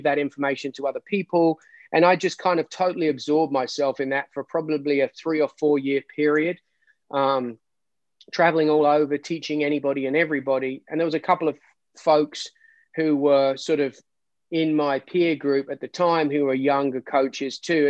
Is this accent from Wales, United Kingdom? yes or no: no; Surrey, South East England, United Kingdom; moved away as an adult; also born or lived in Hattiesburg, Mississippi / US South; now in United States; I'm originally from England, the UK, lots of people, just Surrey, just south of London, basically about 10 miles from the center of London.